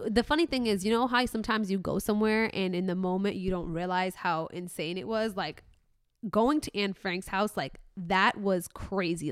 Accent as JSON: {"language": "English", "town": "Mohammedia", "region": "Casablanca-Settat", "country": "Morocco", "moved": "yes", "said": "I'm from Muhammadiyah"}